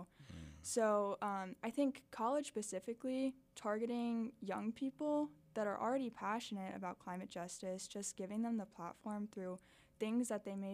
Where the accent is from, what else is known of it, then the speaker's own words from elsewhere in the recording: Miami, Florida, United States; now in Arkansas, United States; growing up in Miami